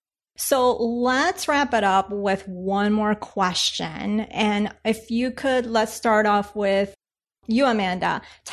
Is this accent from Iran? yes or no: no; Colombia; now in United States; being that I'm from Colombia